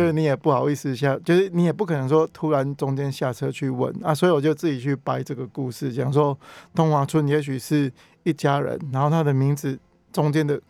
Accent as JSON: {"language": "Chinese", "country": "Taiwan", "tie": "born or raised there", "said": "小时候自己就是开干妈店的挖工对了，所以我就是在那边长大，我算混血儿啦"}